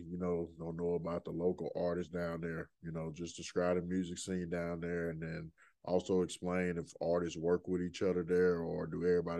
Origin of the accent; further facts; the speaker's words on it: Birmingham, Alabama, United States; Yeah, I know all about Birmingham, man. That's my hometown.